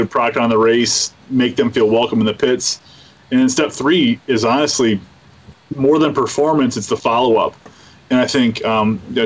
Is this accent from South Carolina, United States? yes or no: no; Bay City, Michigan, United States; I'm a kid from Bay City.